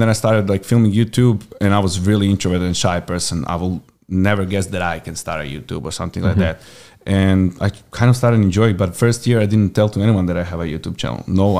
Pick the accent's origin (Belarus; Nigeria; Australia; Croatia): Croatia; accent: Croatian; English is a second language; moved away as an adult; also born or lived in Galveston, Texas; now in Texas, United States; I'm born and raised in Croatia.